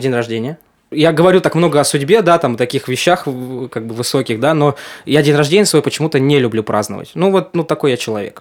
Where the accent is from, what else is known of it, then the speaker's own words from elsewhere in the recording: Yurga, Kemerovo Oblast, Russia; moved away as an adult; also born or lived in Novosibirsk / Saint Petersburg; now in Moscow, Russia; из Сибири, там, город Юрга